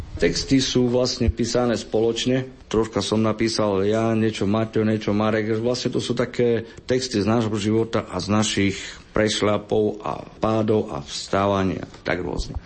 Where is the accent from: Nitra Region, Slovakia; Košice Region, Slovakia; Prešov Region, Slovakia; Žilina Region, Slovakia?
Prešov Region, Slovakia; Prešov; ja som z Prešova, oni sú tu v Bernatovciach, pracujem síce v Košiciach